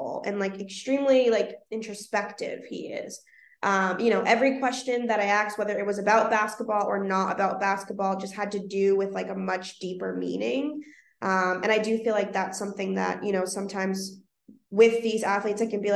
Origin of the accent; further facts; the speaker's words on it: Boston, Massachusetts, United States; I'm from Boston, born and raised, I'm from Dorchester specifically